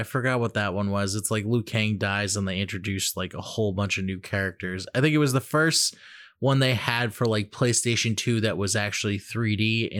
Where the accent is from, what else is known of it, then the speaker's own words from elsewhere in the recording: Massachusetts, United States; I'm from Mass, baby.